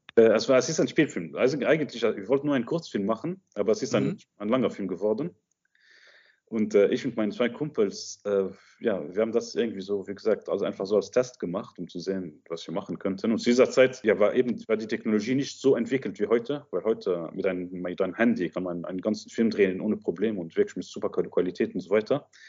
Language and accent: German; Luxembourg; German is a second language; also born or lived in Egypt; ich komme aus Luxemburg, aber ursprünglich aus Ägypten aber ich bin in Luxemburg aufgewachsen, seitdem ich sieben Jahre alt bin.